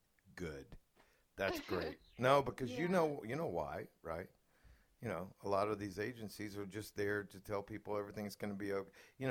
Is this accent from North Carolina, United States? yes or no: no; Atlanta, Georgia, United States; I grew up in Atlanta, and I speak the way I do because all the Yankees came down and moved in around us